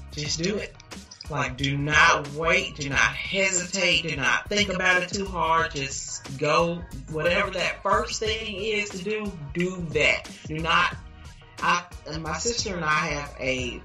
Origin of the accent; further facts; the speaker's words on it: Dallas, Texas, United States; I grew up in Pleasant Grove, so I've lived in Dallas all my life